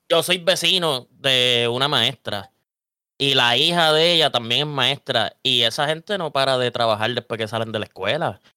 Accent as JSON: {"language": "Spanish", "town": "Vega Alta", "country": "Puerto Rico", "said": "Yo soy de Vega Alta"}